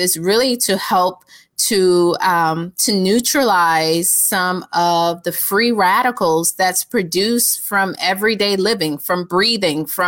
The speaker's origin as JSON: {"language": "English", "region": "Georgia", "country": "United States", "said": "me being from Georgia."}